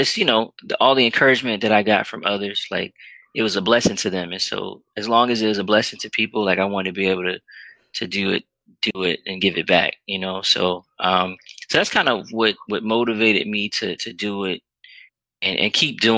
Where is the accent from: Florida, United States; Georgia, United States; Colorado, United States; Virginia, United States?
Virginia, United States; Richmond; where I grew up in Richmond, Virginia